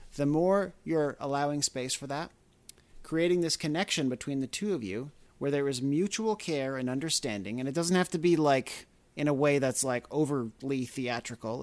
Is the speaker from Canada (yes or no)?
yes; Canada; now in United States; I'm not from here, I'm from Canada